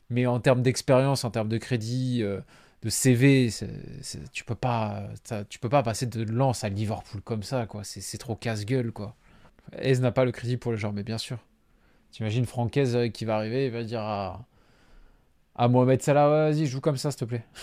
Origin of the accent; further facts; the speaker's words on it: Nice, Provence-Alpes-Côte d'Azur, France; il est trop étiqueté OM pour moi, en tant que Niçois, ça, ça passe pas.